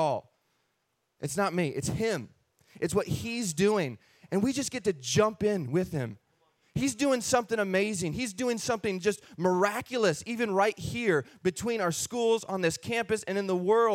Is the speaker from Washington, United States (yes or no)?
yes; Castle Rock, Washington, United States; We were raised Christian in Washington State. Yes, a place called Castle Rock, Washington.